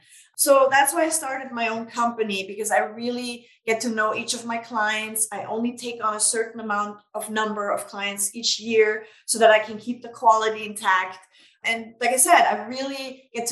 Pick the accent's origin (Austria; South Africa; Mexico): Austria; Vienna; now in United States; I'm originally from Vienna, Austria